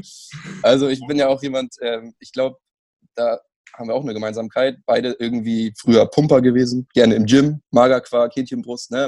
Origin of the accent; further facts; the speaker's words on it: Germany; ich bin Deutsche. Äh, keine slawischen Wurzeln.